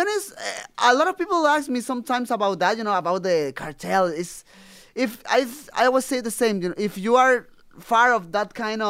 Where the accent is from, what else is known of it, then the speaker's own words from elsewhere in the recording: Mexico; English is a second language; But I'm from Mexico, and the people still thinking, you know, when you talk about CBD, or like